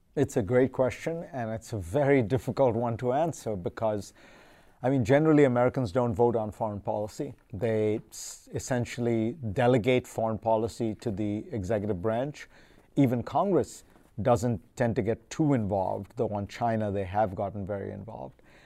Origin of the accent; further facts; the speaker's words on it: India; now in United States; growing up in India